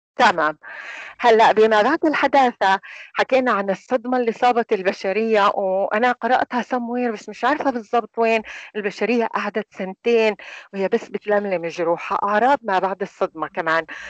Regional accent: Palestine; إحنا عندنا هي العادة كفلسطينيين

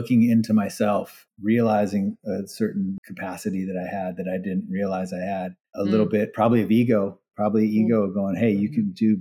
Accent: Hawaii, United States; moved away; also born or lived in California; I grew up in Hawaii. Even when I moved to California

